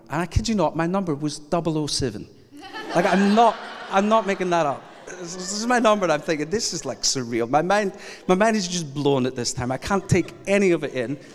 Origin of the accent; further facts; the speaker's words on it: Scotland, United Kingdom; I am originally from Scotland, so the idea of going to the house of oppressive governance in England is just, it's just an unusual day.